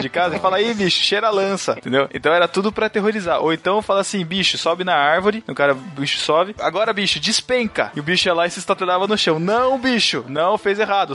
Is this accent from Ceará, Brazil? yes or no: no; Botucatu, São Paulo, Brazil; eu sou de Botucatu, eu fiz faculdade aqui mesmo